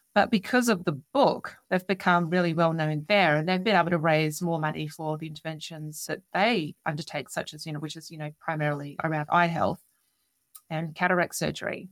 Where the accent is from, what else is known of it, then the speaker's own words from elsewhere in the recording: Adelaide, South Australia, Australia; Adelaide, which is something that I secured recently, being my hometown